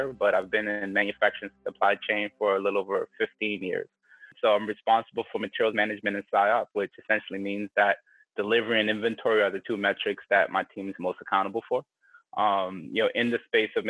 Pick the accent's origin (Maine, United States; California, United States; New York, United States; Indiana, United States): New York, United States; moved away; Growing up in New York